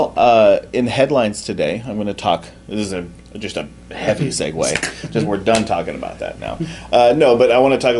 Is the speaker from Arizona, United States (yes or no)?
yes; Arizona, United States; also born or lived in Montana; We moved from Montana to Arizona when I was a kid